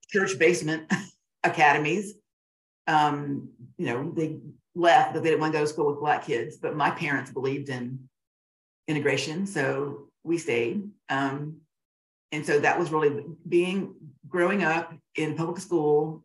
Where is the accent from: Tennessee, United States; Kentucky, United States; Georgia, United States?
Georgia, United States; Augusta; I grew up in Augusta, Georgia